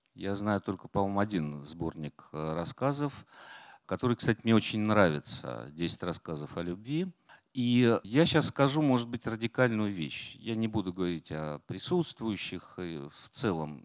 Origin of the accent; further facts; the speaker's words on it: Volgograd, Volgograd Oblast, Russia; also born or lived in Saratov; now in Moscow, Russia; я из Волгограда через Саратов